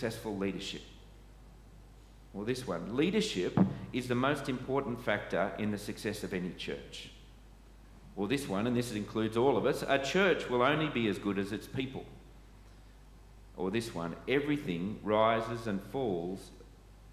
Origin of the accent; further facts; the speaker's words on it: Sydney, New South Wales, Australia; moved away as an adult; I grew up in Sydney churches. I was trained in Sydney churches, but having been back in Sydney for perhaps as long as I was away